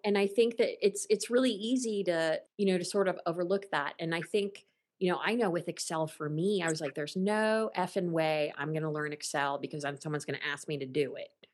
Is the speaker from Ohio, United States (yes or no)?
yes; Ohio, United States; moved away as an adult; also born or lived in Los Angeles; when I first moved to Los Angeles in 93 um, or 92, um, you know, people, they knew I was from Ohio.